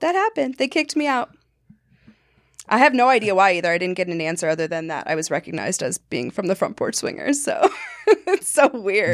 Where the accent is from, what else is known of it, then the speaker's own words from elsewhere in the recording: Montana, United States; moved away; I grew up in Montana